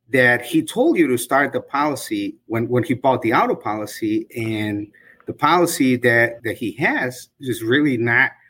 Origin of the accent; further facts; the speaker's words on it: Bolingbrook, Illinois, United States; I'm from Bolingbrook, and I've had my agency for close to 15 years